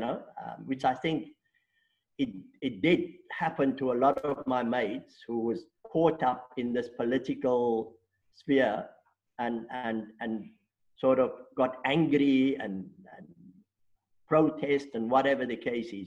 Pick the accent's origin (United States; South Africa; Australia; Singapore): South Africa; Stellenbosch, Western Cape; first language Afrikaans; English is a second language; born and bred in Stellenbosch